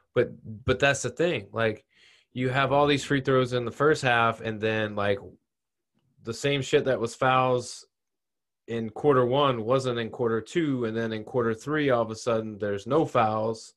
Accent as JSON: {"language": "English", "town": "Tampa", "region": "Florida", "country": "United States", "tie": "born or raised there", "said": "My my hometown team is cruising."}